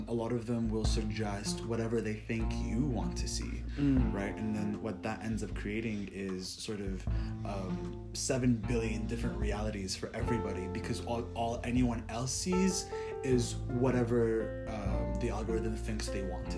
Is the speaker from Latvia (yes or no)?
no; Kuwait; moved away as an adult; also born or lived in Syracuse, New York, United States; now in Los Angeles, United States; I'm an international graduate student. I'm from Kuwait. I spent the last 4 years here in the States